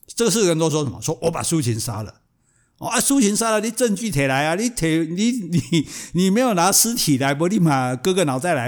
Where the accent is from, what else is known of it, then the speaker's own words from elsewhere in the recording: Taiwan; 我们台湾人叫香港脚